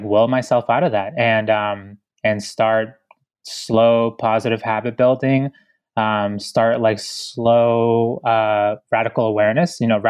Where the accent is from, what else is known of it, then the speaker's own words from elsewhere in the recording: Ecuador; born there; moved away; because I was born in Ecuador. So I'm an immigrant, you know, a proud one too.